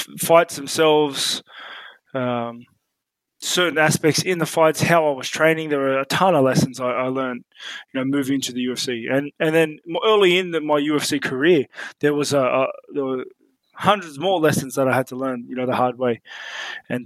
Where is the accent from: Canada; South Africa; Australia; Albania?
Australia; also born or lived in New Zealand; I was born in New Zealand, but like literally within a few months, I was moved to Australia and I was completely raised in Australia